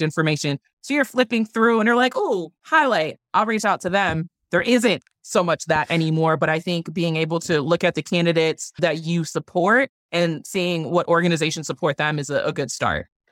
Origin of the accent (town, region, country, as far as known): Milwaukee, Wisconsin, United States; born or raised there